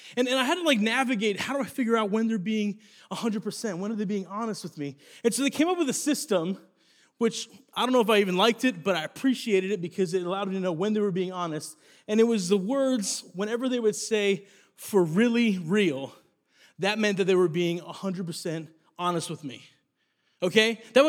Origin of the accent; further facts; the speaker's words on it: Italy; I grew up in Italy, and because of that, I got my nickname